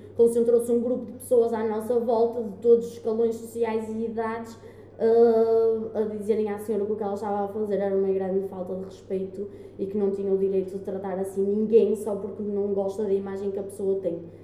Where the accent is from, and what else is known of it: Guimarães, Norte, Portugal